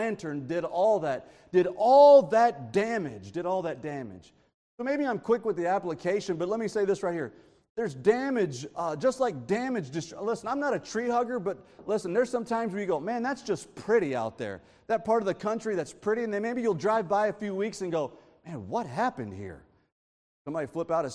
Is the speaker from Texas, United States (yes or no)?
yes; Texas, United States; I'm from Texas